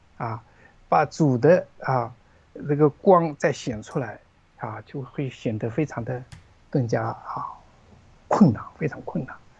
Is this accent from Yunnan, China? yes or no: no; Zhejiang, China; moved away; 我老家是浙江的一个老家，一个小， 小镇啊，小镇上啊，江南的一个小镇上